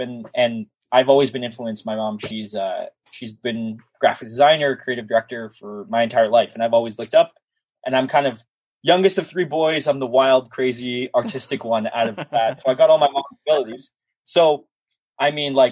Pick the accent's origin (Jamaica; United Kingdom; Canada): Canada; Toronto, Ontario; I'm not from the city. I'm from Toronto, for people who don't know. I live just north of the city in the GTA